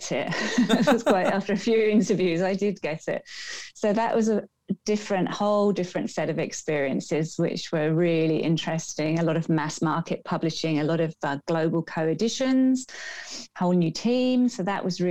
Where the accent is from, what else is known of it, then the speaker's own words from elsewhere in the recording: Birmingham, West Midlands, United Kingdom; now in Australia; I was born in Birmingham in the UK